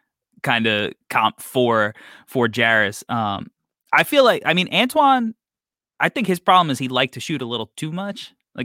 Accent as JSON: {"language": "English", "region": "New York", "country": "United States", "said": "I'm from New York."}